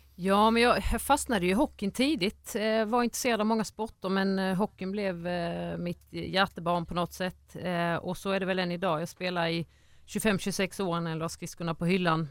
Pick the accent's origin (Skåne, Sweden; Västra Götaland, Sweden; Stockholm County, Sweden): Skåne, Sweden; Ängelholm; jag är från Ängelholm, eh, född och uppvuxen där